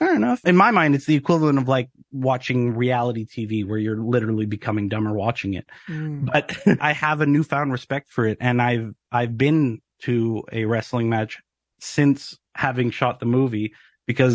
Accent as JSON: {"language": "English", "country": "Canada", "said": "as a Canadian actor"}